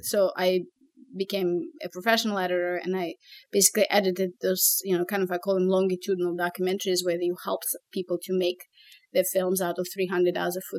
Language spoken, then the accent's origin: English; Moscow, Russia; English is a second language; moved away as an adult; now in United States; when I came from Moscow to the US, my first background was in linguistics and languages and information science. So I spoke French, Russian, and English.